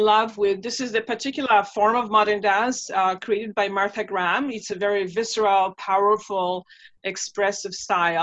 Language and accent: English; Warsaw, Masovian Voivodeship, Poland; English is a second language; moved away; when I was growing up in Warsaw, Poland